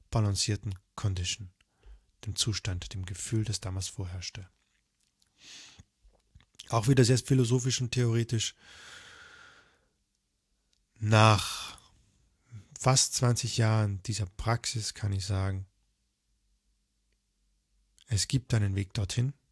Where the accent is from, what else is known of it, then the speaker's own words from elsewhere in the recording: Tyrol, Austria; ich war ja damals noch auch auf den Tirol, ich komme ja auch aus Tirol.